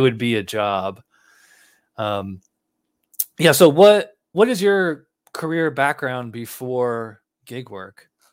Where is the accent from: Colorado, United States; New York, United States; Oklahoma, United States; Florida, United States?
New York, United States; Schenectady; moved away; I'm from Schenectady